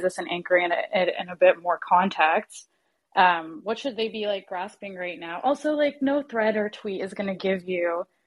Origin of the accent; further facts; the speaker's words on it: Canada; English is a second language; I'm from Canada